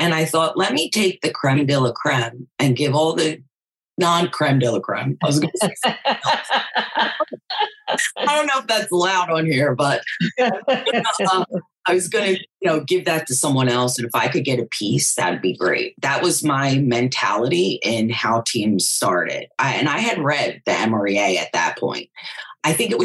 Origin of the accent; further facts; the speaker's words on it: Philadelphia, Pennsylvania, United States; moved away; also born or lived in Jersey Shore, New Jersey; I'm originally from Philadelphia